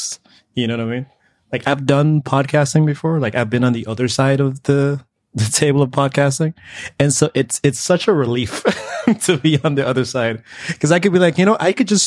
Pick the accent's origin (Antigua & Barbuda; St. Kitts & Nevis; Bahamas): Antigua & Barbuda; moved away as an adult; now in United States; I'm actually from the Caribbean. So I was, you know, born and raised in Antigua.